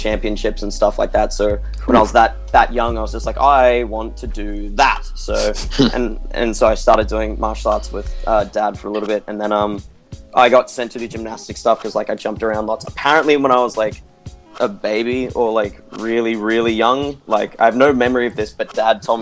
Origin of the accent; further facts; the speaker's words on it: Brisbane, Queensland, Australia; I'm 25 and I'm a tricker from Brisbane, Australia